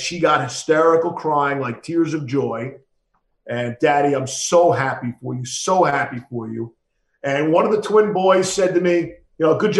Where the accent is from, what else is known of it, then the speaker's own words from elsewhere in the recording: New York City, New York, United States; I grew up with him in Queens